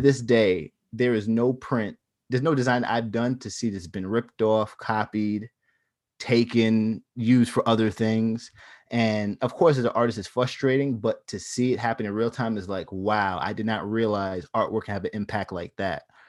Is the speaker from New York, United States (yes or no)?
yes; Long Island, New York, United States; I was from Long Island